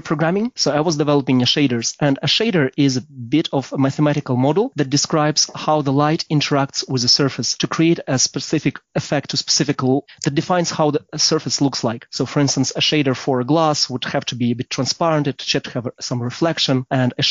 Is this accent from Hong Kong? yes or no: no; Kyiv, Ukraine; also born or lived in London; now in Berlin, Germany; I'm from Kyiv, Ukraine originally